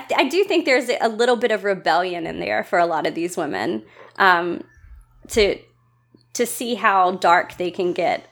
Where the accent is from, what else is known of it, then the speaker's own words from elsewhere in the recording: the South, United States; I grew up in the South. I'm still a Southern girl.